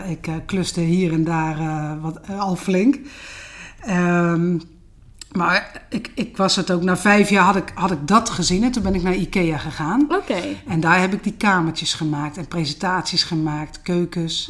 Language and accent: Dutch; Den Hoorn, South Holland, Netherlands; Ik ben een eh, echte Westlandse. Ja. tuindersdochter. In Den Horen, Schipluiden, vlakbij Naaldwijk, Poeldijk